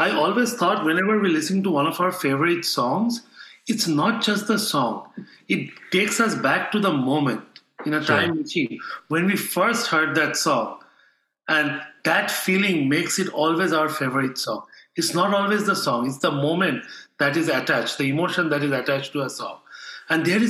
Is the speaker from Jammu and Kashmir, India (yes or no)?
no; Kolkata, West Bengal, India; moved away as an adult; now in Alabama, United States; in my hometown in Calcutta, it's like a concrete jungle